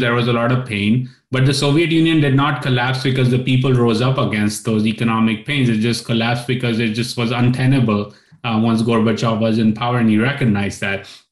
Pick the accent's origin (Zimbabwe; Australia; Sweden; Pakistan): Pakistan; I grew up in Pakistan listening to sermons